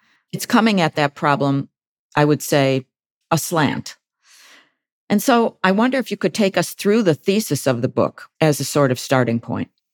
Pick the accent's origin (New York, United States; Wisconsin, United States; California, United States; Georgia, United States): New York, United States; Buffalo; I was the top editor of the Buffalo News, which is my hometown daily